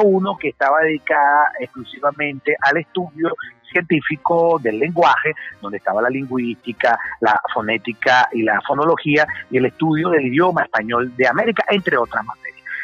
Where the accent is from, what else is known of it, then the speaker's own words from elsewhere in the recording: Caracas, Capital District, Venezuela; yo me mudé de Los Rosales, cerca de la bandera, a Caricuao en el año 75